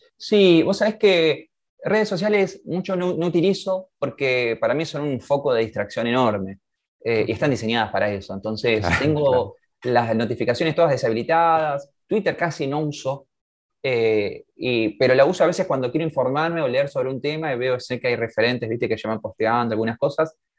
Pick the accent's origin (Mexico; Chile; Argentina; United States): Argentina; nos toca como argentinos